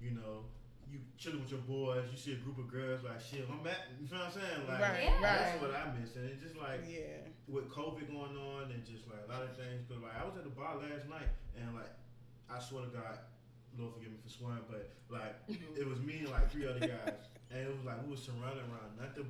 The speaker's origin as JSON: {"language": "English", "region": "Northern Virginia", "country": "United States", "moved": "yes", "said": "originally from the East Coast, North of Virginia"}